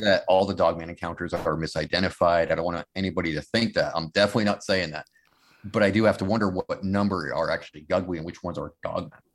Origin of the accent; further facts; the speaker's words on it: Massachusetts, United States; growing up in Massachusetts